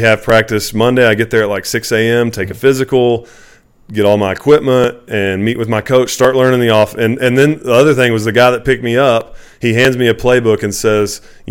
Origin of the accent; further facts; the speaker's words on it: Texas, United States; he knew I was from Texas.